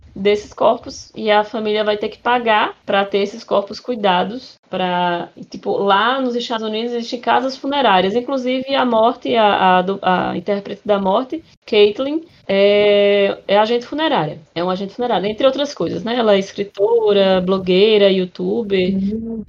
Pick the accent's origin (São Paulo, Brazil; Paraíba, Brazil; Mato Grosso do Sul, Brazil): Paraíba, Brazil; interior of; now in João Pessoa, Brazil; eu sou do interior da, da, de, da Paraíba